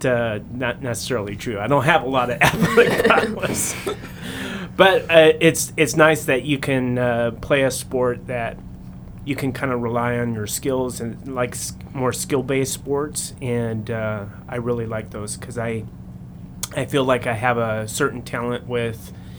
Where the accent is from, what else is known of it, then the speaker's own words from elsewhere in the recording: Central California, United States; when I was growing up in Central California